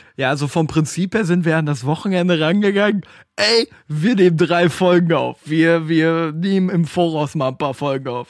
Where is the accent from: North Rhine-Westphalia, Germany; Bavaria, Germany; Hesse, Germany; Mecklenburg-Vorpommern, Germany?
North Rhine-Westphalia, Germany; Stadtlohn; bei uns in Stadtlohn